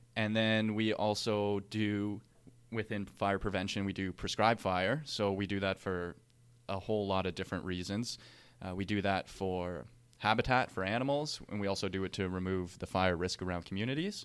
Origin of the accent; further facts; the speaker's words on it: Canada; as Canadian firefighters